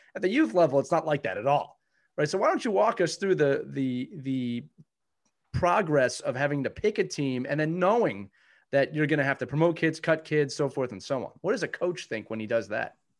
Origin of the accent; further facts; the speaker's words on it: Philadelphia, Pennsylvania, United States; I'm from Philadelphia.